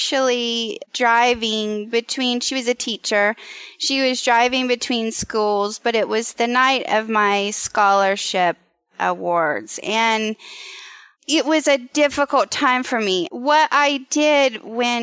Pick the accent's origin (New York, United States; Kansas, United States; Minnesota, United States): Kansas, United States; Western; I was raised in Western Kansas in a small town